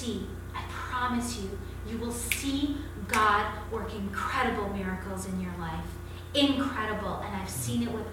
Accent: Canada; I'm Canadian

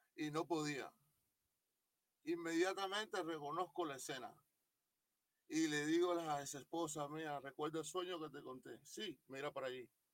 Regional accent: Cuba; yo de Cuba nunca salí.

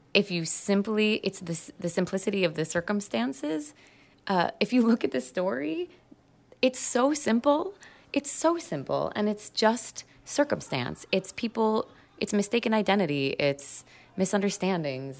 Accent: United States; I'm American

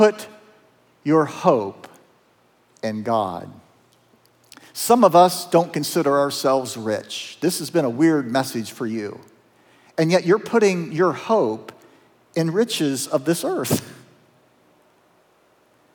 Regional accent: south of Zanesville, Appalachian Southern Ohio, United States; I'm a kid from Appalachian, Southern Ohio. Our first home was in the Moxahela Trailer Park. Not a lot of hope there in that trailer park south of Zanesville

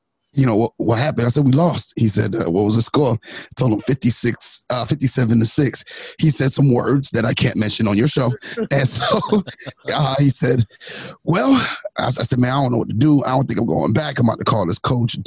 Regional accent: New York City, New York, United States; also born or lived in Orange, New Jersey; now in South Carolina, United States; I'm from Brooklyn

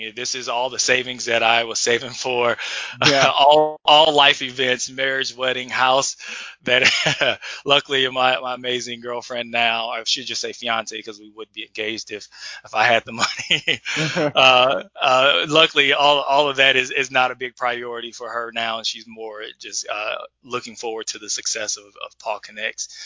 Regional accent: Edwardsville, Illinois, United States; growing up in Edwardsville, I was very social, had lots of friends, being a part of the basketball team

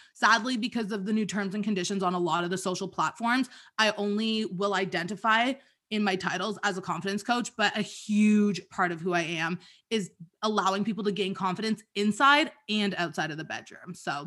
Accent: Toronto, Ontario, Canada; I'm from Toronto

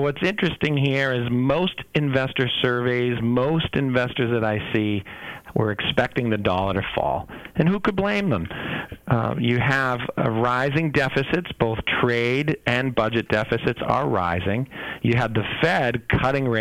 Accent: Boston, Massachusetts, United States; I'm from Boston

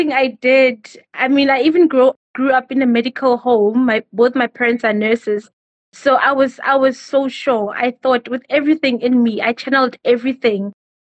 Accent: Boksburg and Benoni, Gauteng, South Africa; also born or lived in Bolobedu, Limpopo; I was raised between Boksburg and Benoni.

